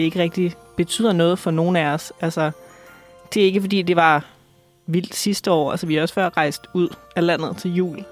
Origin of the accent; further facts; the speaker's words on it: Aalborg, North Denmark Region, Denmark; moved away; Jeg kommer fra Jylland, mm-hmm. så øh, jeg skal tilbage til Aalborg.